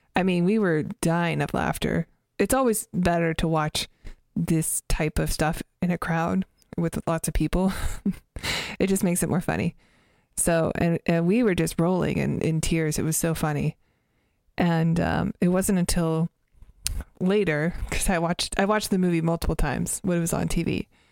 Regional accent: Canada; my family, we grew up in Canada, and we didn't have Comedy Central

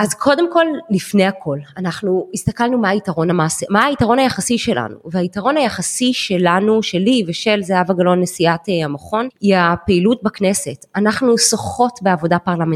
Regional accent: Jerusalem, Jerusalem District, Israel; moved away as an adult; now in Herzliya, Israel; ירושלמית במקור. כל חיי חייתי וגדלתי בירושלים

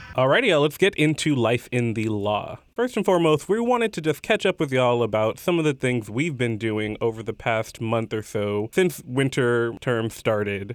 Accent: Houston, Texas, United States; moved away as an adult; I went back home to Houston

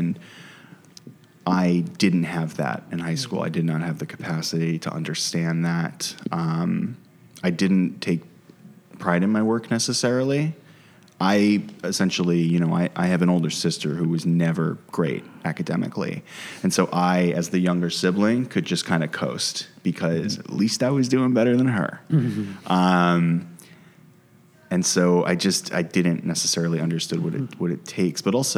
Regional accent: United States; me being American and being a white guy was viewed as an asset

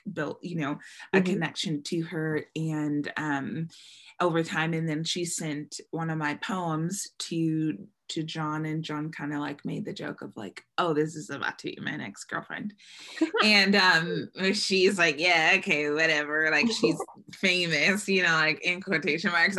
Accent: Bay Area, California, United States; moved away as an adult; now in Los Angeles, United States; I grew up in the Bay where there's everything of every kind of person.

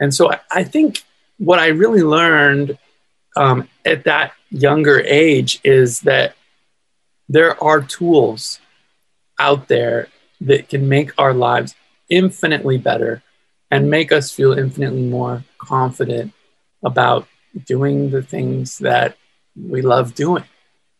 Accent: California, United States; I'm from California. Born and raised in California

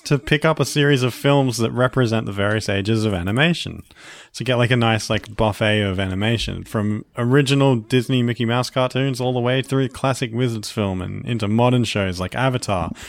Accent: Australia; accent: Australian

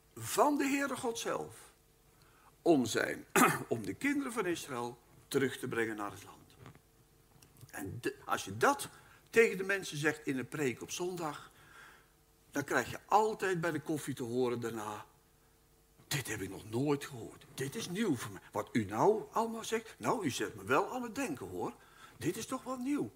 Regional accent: Netherlands; Wij wonen in Nederland en wij zijn Nederlanders

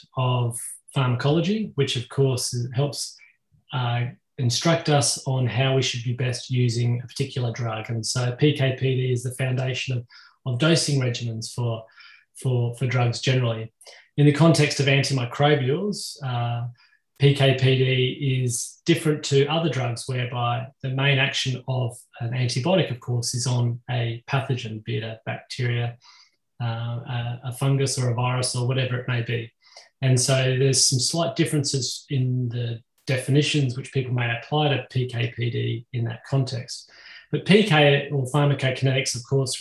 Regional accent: Australia; I'm obviously from Australia

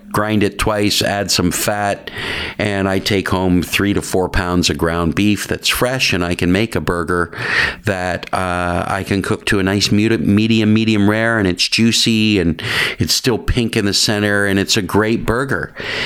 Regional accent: Paris, Ontario, Canada; moved away as an adult; also born or lived in Georgetown, Ontario; now in Toronto, Canada; I was born in Georgetown. In Georgetown. In Georgetown, but grew up in Paris, Ontario.

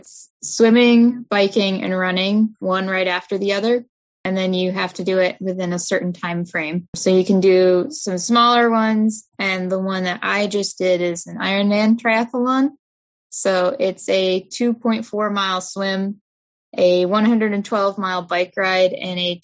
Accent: Albany, New York, United States; I'm from the Albany area

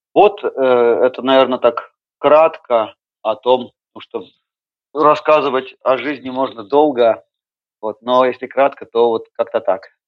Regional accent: Yekaterinburg, Sverdlovsk Oblast, Russia; Я родился и вырос э, в Екатеринбурге, и постоянное место жительства э, Екатеринбург

